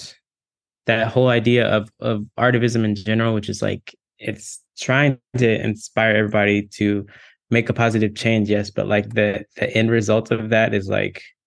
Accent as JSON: {"language": "English", "region": "Texas", "country": "United States", "tie": "born or raised there", "also_born_or_lived": "Virginia", "moved": "as an adult", "lives_now": "California, United States", "said": "I grew up in Texas in the South, Black kid in the South"}